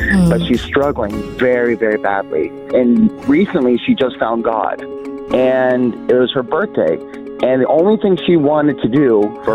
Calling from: Phoenix, Arizona, United States; I'm calling from Phoenix, Arizona.

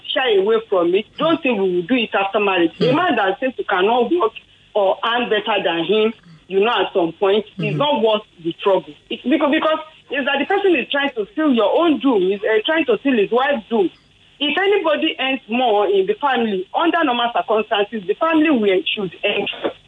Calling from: Ikeja, Lagos, Nigeria; I'm calling from Ikeja.

